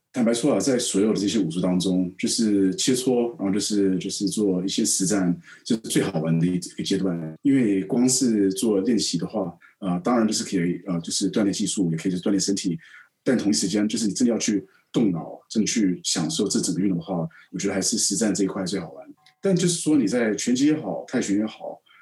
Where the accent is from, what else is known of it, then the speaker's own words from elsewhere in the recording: Taipei, Taiwan; also born or lived in United States / London / Hong Kong; now in Shanghai, China; 我在台北长大